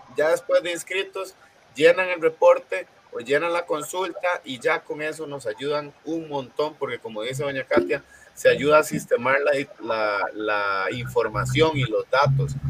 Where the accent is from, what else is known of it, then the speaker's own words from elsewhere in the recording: Costa Rica; Nosotros como costarricenses